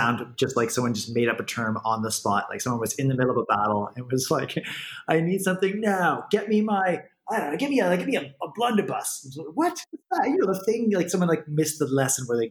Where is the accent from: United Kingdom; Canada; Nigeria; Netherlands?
Canada; moved away as an adult; also born or lived in Middle East; I'm Canadian, and I'm overseas